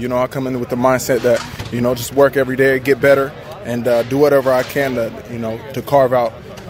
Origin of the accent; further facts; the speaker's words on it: West Coast, United States; moved away as an adult; now in Houston, United States; born and raised on the West Coast and then went to school out there too.